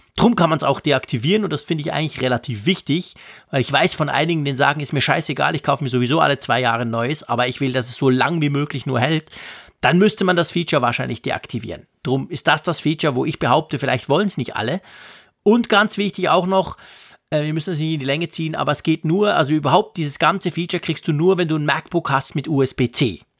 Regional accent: Switzerland; da sind wir Schweizer

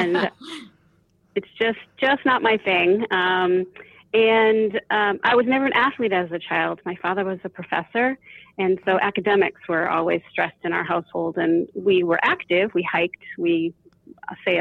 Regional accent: outside of Boston, Massachusetts, United States; I grew up outside of Boston

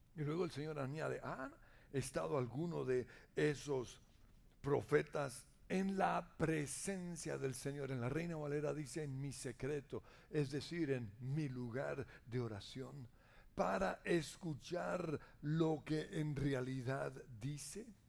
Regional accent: Colombia; como colombianos

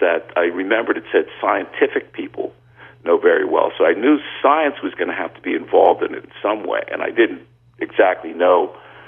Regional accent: New York City, New York, United States; I grew up in the Bronx, and I was the oldest of four children

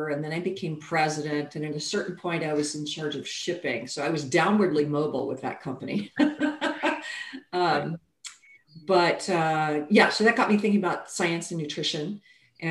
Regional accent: Kentucky, United States; moved away as an adult; also born or lived in France / Amsterdam; I was born in Kentucky. I'm a southerner.

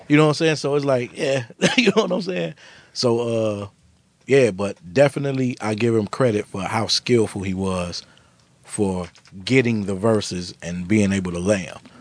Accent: Chicago, Illinois, United States; I'm from Chicago.

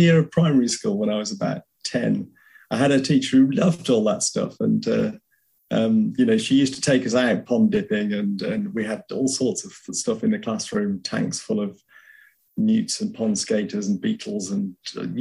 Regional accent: Shropshire, West Midlands, United Kingdom; now in South England, United Kingdom; I originated in, I was born up in Shropshire, which most people have never heard

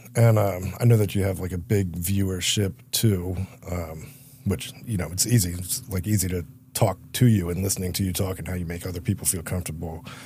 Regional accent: Philadelphia, Pennsylvania, United States

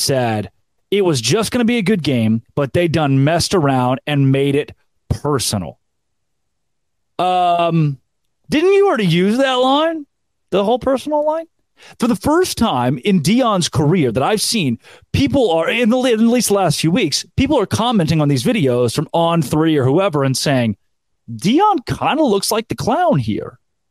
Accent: Valonia, Arkansas, United States; I grew up in Valonia, Arkansas. Population 3,000.

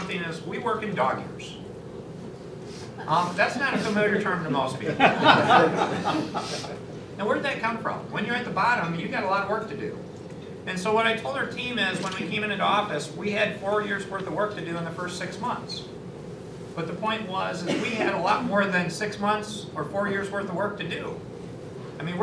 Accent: Battle Creek, Michigan, United States; I grew up in Battle Creek

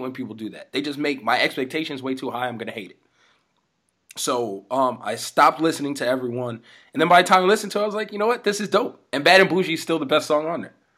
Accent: Las Vegas, Nevada, United States; growing up in Vegas was was official.

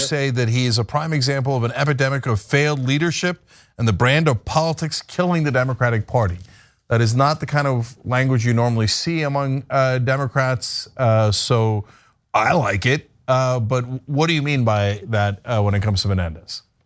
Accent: New Jersey, United States; New Jersey, uh, my home state

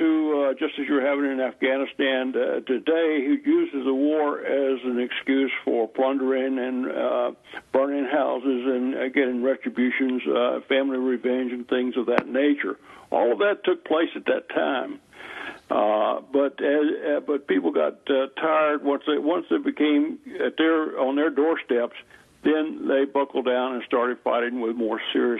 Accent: North Carolina, United States; I was born and raised here in Western North Carolina, not too far from where the Battle of Kings Mountain and the Battle of Cowpens were fought.

